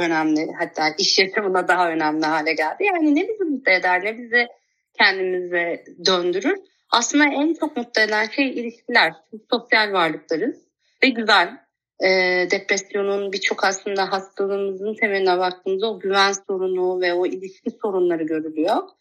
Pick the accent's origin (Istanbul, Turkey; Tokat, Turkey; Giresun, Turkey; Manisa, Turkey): Manisa, Turkey; Kula; Kula'da doğdum. Kula küçük bir ilçe aslında. Manisa'nın bir ilçesi